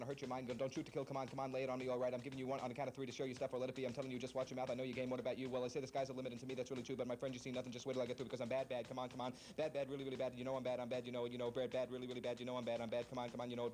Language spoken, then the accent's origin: English; Long Island, New York, United States; when I was 12 years old, growing up on Long Island